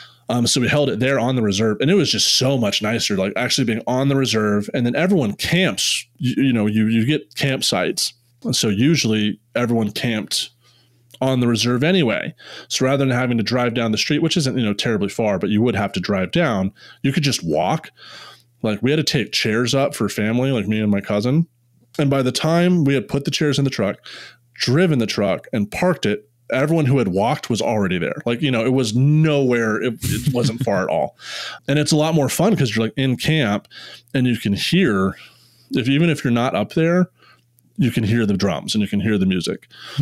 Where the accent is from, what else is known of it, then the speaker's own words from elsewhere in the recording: India; this is the coolest thing about being Indian, is like, there's a family that took care of us